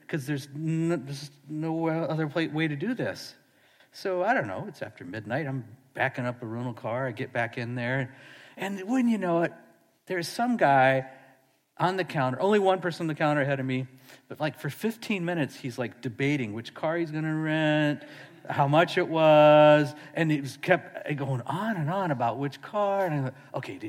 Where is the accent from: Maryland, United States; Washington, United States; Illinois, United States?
Washington, United States; Seattle; I'm from Seattle